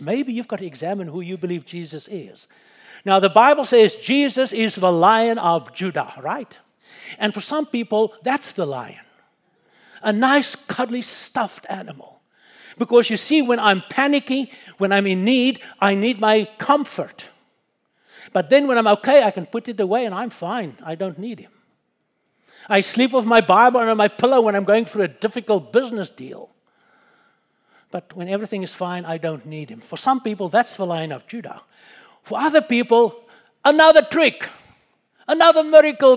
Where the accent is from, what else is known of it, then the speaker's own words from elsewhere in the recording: South Africa; moved away; my wife and I was born and we grew up in Africa. I personally was born about ten miles from the Kruger National Park